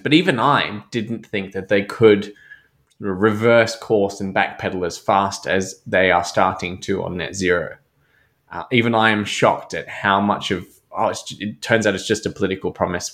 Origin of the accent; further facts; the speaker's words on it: Germany; now in Australia; as a German